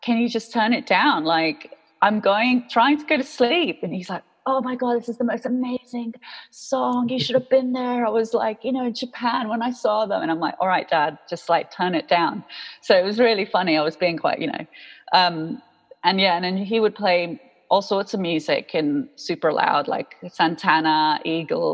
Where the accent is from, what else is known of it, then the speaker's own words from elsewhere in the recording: Jakarta, Indonesia; moved away as an adult; growing up in Jakarta